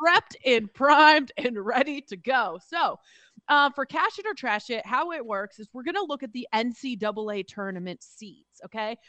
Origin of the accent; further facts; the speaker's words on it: Pacific Northwest, United States; I grew up in the Pacific Northwest.